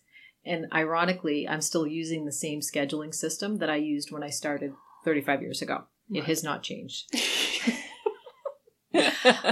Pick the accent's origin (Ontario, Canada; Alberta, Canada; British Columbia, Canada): Ontario, Canada; Sault Ste. Marie; growing up in Sault Ste. Marie, it was basically a white town.